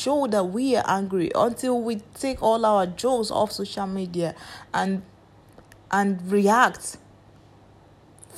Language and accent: English; Nigeria